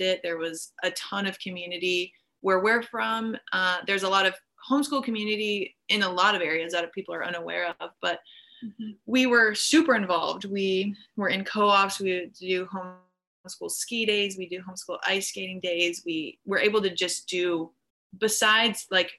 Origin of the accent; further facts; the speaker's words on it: Mount Rushmore area of South Dakota, United States; now in California, United States; We're from the Mount Rushmore area of South Dakota.